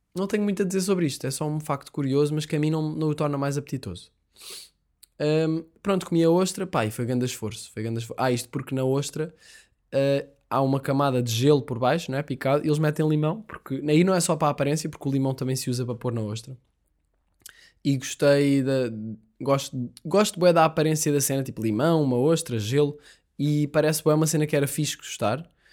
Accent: Portugal; nós somos portugueses

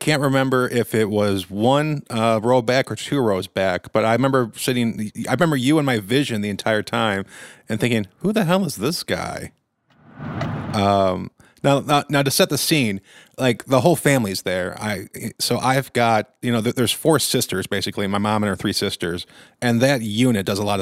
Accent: McHenry County, Illinois, United States; I've been in McHenry County, Illinois, my entire life.

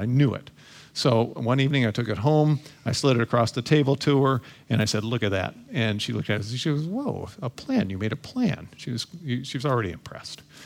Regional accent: Toledo, Ohio, United States; I was born and raised in Toledo, Ohio.

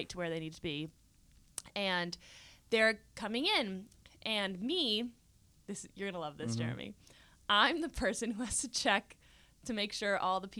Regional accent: Nebraska, United States; accent: southern American; I'm from Nebraska.

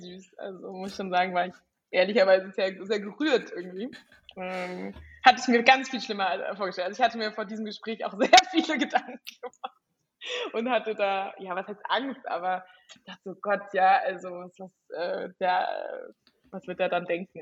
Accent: Frankfurt, Hesse, Germany; ich komme irgendwie aus Frankfurt, aus dem Bankerumfeld

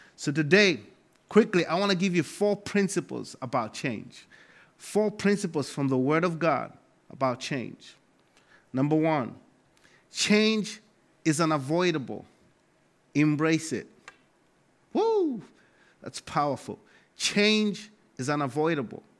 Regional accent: Malawi; moved away as an adult; now in United States; I come from Malawi, Africa

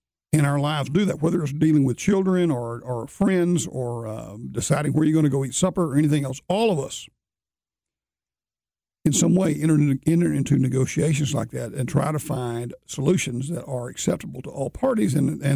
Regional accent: Alabama, United States; moved away; I grew up in Alabama

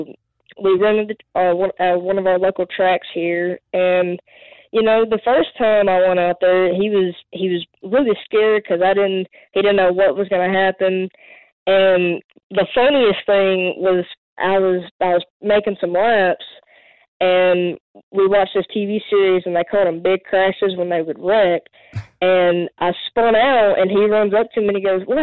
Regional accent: Mobile, Alabama, United States; I'm from Mobile, Alabama

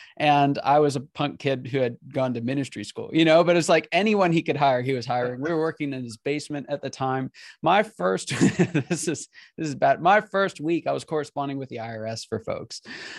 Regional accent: Pennsylvania, United States; also born or lived in California / Kansas City; now in Atlanta, United States; I was born in California, grew up in Pennsylvania, went to school in Kansas City, and I live in Atlanta.

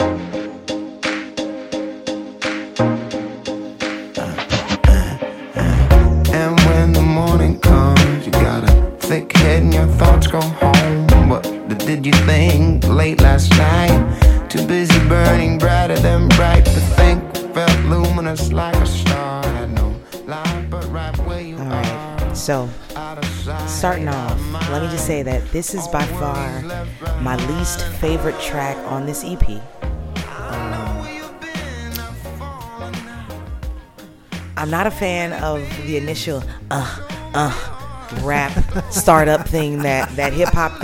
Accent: New Orleans, Louisiana, United States; I'm born and raised in New Orleans

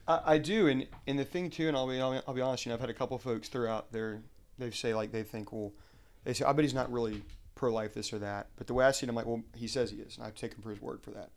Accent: Huntsville, Alabama, United States; moved away as an adult; now in Arlington, United States; born and raised in Huntsville, Alabama, uh, but I now live here um, in Arlington, Virginia

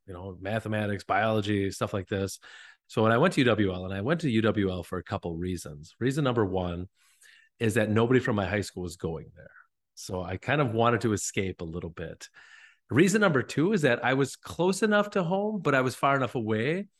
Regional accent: northern Wisconsin, United States; now in La Crosse, United States; I was just from northern Wisconsin

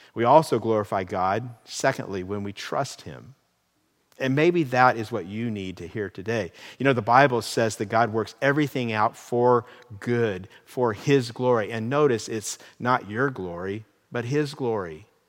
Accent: California, United States; My real I D card gives my identity as a resident of the state of California

